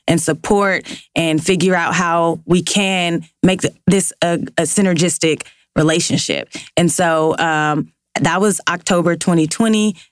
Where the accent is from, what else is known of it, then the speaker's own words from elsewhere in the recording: Los Angeles, California, United States; working in South LA, growing up in South LA.